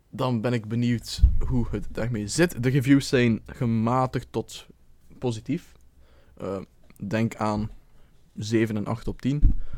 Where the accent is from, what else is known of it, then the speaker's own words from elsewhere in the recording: Belgium; moved away as an adult; als trotse Belg